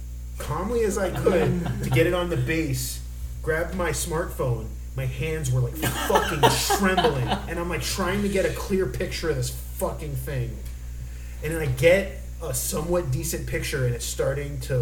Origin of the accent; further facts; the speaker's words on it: South Florida, United States; moved away; what it's like living in South Florida